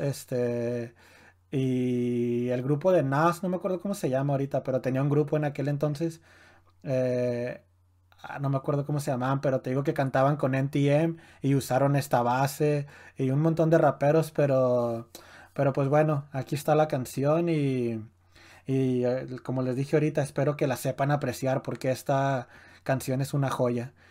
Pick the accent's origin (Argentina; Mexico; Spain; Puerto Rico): Mexico; a nosotros como mexicanos